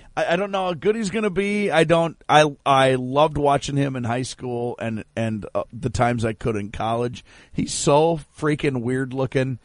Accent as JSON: {"language": "English", "region": "Minnesota", "country": "United States", "said": "I'm from Minnesota"}